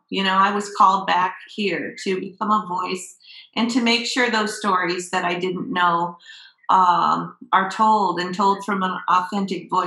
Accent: Florida, United States; also born or lived in California; I grew up in Florida pretty much. I was born in California, grew up in Florida, but I was really um, always have been connected to Minnesota. So when I was 30, I moved back here.

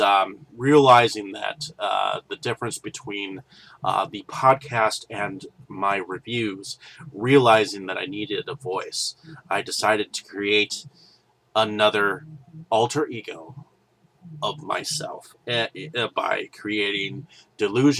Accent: Milwaukee, Wisconsin, United States; I'm from Milwaukee, Wisconsin

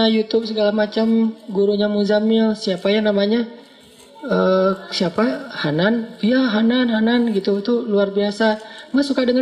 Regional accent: Aceh, Indonesia; Karena beda culture antara Jawa sama Sumatera. Sumateranya Aceh pula. Yang di kampung saya itu memang markasnya GAM juga.

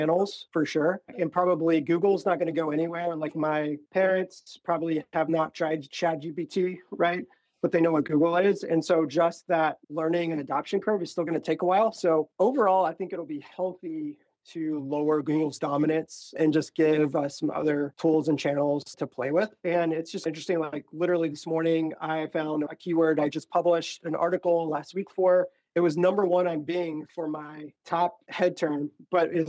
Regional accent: Florida, United States; I'm from Florida.

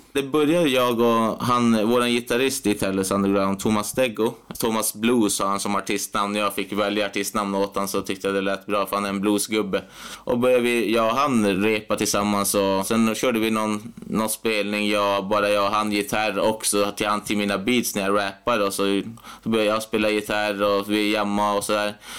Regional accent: Piteå, Norrbotten County, Sweden; also born or lived in Umeå; Jag är född här i Piteå och bott här hela mitt liv.

